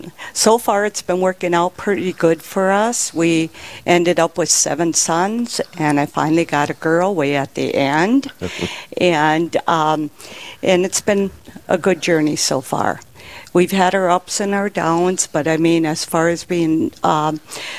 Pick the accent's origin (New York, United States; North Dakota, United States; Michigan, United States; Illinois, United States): North Dakota, United States; Richardton; I came from Richardton